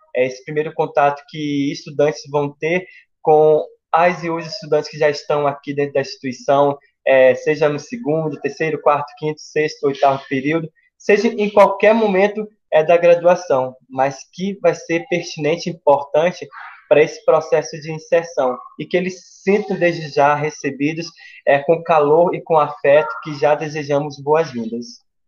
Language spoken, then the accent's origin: Portuguese; Pará, Brazil; now in Goiás, Brazil; sou do Pará e vim para Goiás, né, para a UFG